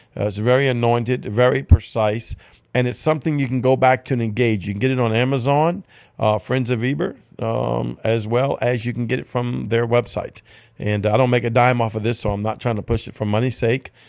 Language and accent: English; Cajun, Louisiana, United States; I'm Cajun